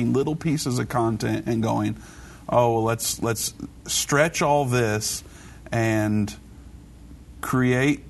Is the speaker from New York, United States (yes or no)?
no; Indiana, United States; Indiana looks to be covered now, which is great since it's my home state